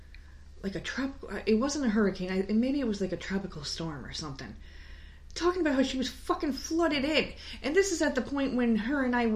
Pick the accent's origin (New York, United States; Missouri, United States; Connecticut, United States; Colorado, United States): New York, United States; now in South Carolina, United States; We're from New York.